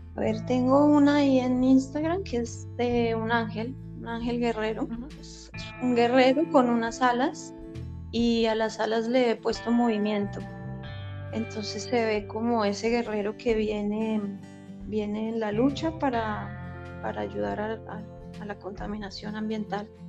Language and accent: Spanish; Bogotá, Colombia; moved away; yo soy de Bogotá